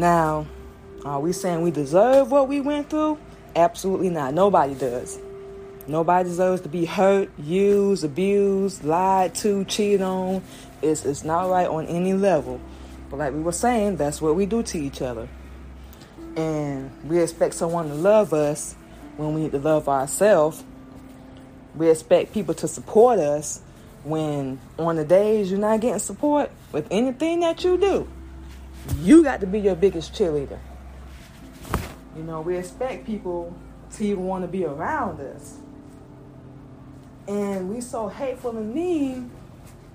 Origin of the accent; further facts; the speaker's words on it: Florida, United States; also born or lived in Georgia; we grew up in Florida. We were born in Georgia. We moved to Florida. We were about one. Grew up there.